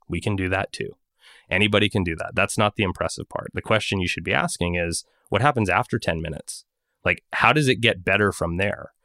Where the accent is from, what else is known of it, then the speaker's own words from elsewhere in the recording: Montreal, Quebec, Canada; my hometown of montreal